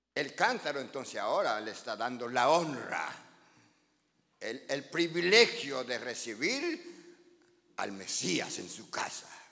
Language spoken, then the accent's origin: Spanish; Guatemala; los que somos de Guatemala